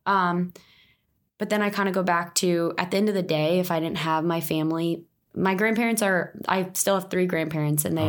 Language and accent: English; right outside of Philly, New Jersey, United States; now in Dallas, United States; I'm from New Jersey, right outside of Philly. Grew up entrepreneurial.